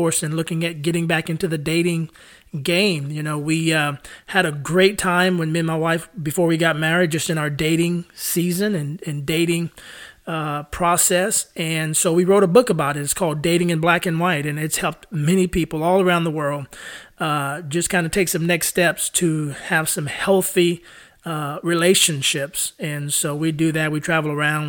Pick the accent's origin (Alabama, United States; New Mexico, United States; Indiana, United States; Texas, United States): Texas, United States; San Antonio; moved away as an adult; now in Nashville, United States; I'm originally from San Antonio, Texas. I moved to Nashville, Tennessee, where I've been living here for the past 11 years.